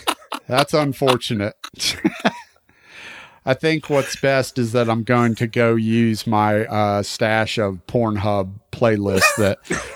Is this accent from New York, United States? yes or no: yes; New York, United States; Well, and if you think about it, I mean, growing up in New York in the 70s, late 60s and the 70s, when punk was starting to make its way to New York